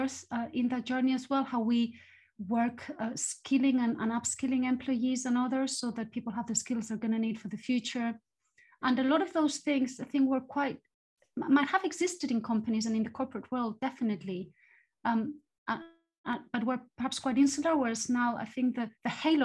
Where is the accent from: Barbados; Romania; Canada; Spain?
Spain; moved away as an adult; also born or lived in various European cities / United States; now in United Kingdom; I grew up in Spain and I studied there, and then I moved into academia. And left Spain after university